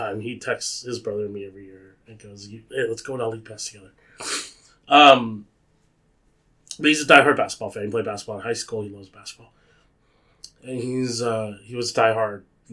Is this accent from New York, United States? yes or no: no; San Jose, California, United States; also born or lived in Monterey Park, Los Angeles, California; I was born in L.A. in Monterey Park. At the age of three, my family relocated up to my family relocated up to San Jose, and I grew up in San Jose